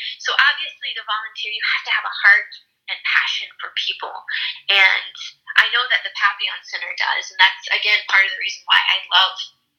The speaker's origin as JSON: {"language": "English", "town": "East St. Louis", "region": "Illinois", "country": "United States", "said": "For example, my background, like I talked about, I came from East St. Louis. I was adopted from East St. Louis"}